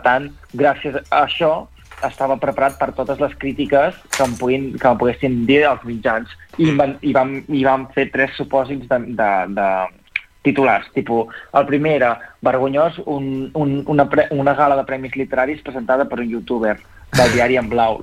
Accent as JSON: {"language": "Catalan", "region": "Catalonia", "country": "Spain", "said": "jo com a xinès-català"}